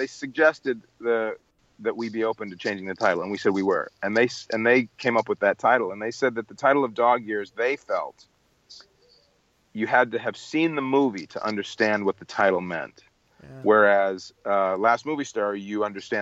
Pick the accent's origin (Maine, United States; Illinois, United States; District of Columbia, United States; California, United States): Illinois, United States; Chicago; When I was growing up in Chicago